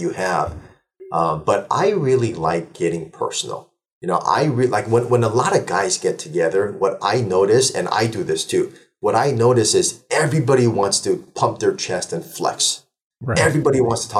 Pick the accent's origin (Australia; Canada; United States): United States; Burbank, California; also born or lived in Seoul, South Korea; So I was born in 79 in Seoul, Korea, moved out here in 84 when I was 5 years old. Then I settled down in Burbank, California